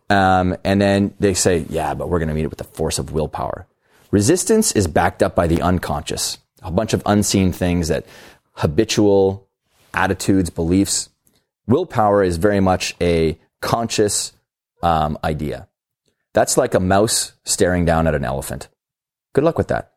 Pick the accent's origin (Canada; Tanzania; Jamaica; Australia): Canada; I'm Canadian